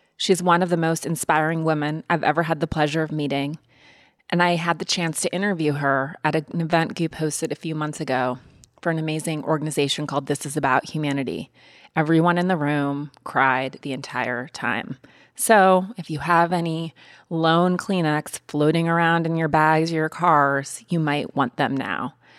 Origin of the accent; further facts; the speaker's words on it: Montana, United States; also born or lived in East Coast; now in Los Angeles, United States; I love my Montana childhood and living in L A now